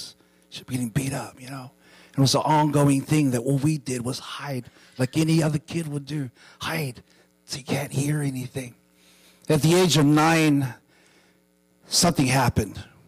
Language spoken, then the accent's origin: English; New Zealand; I was born and raised in New Zealand